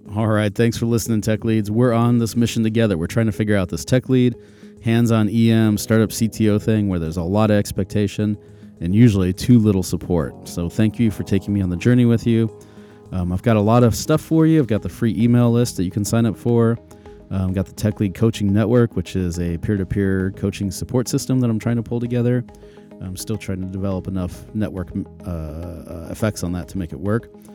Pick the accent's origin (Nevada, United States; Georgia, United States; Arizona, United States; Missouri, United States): Arizona, United States; Phoenix; moved away; I'm from Phoenix originally